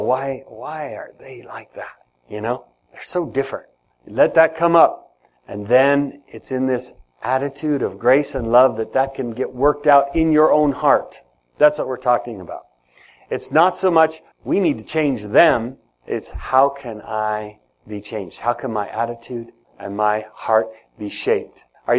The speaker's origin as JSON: {"language": "English", "country": "Ethiopia", "tie": "born or raised there", "lives_now": "United States", "said": "So, I grew up in Ethiopia. In Ethiopia, there are many different languages and many different tribes."}